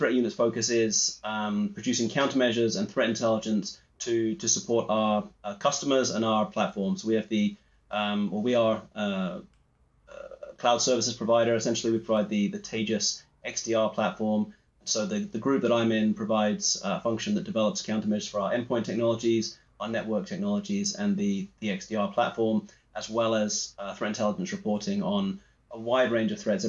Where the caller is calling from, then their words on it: Edinburgh, Scotland, United Kingdom; I'm coming in from Edinburgh, Scotland.